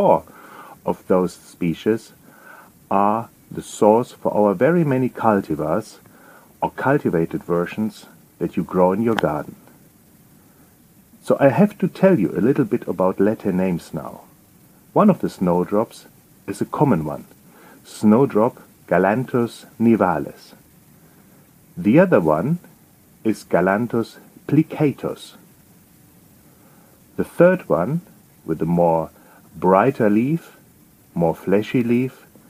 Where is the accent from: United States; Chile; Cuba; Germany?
Germany; accent: German; English is a second language; moved away as an adult; now in England, United Kingdom; You will pick up from my accent that I'm not native British, I'm German. And I have to tell you, when I moved from Germany to England